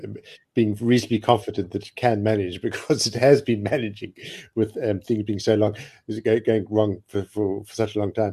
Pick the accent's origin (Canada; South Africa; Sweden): South Africa; I think we all, for the most part, 90% perhaps, have a sense of South Africanness